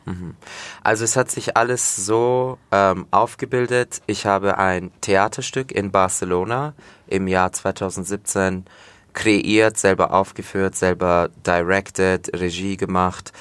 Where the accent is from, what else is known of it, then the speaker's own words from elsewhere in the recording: Fürth, Bavaria, Germany; also born or lived in Komotini, Greece (family's village); Aber Fürth, ja, Schule, wie gesagt, im Fürther Krankenhaus geboren, aufgewachsen, immer noch hier wohnen